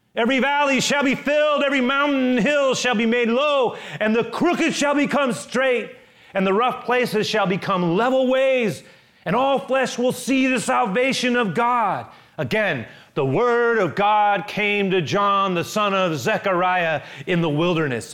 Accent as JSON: {"language": "English", "town": "San Francisco", "region": "California", "country": "United States", "tie": "born or raised there", "said": "Growing up in San Francisco, I literally grew up on forty-seventh Avenue"}